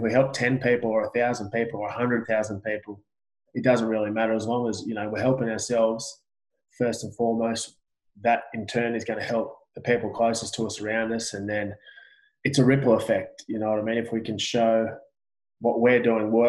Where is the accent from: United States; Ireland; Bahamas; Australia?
Australia; I'm Australian.